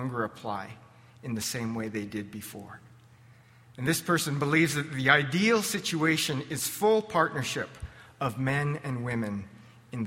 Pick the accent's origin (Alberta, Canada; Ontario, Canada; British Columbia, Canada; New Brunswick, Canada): Alberta, Canada; Lethbridge; also born or lived in California; I was born and raised in Canadian Baptist land, First Baptist Lethbridge, carried to church in the womb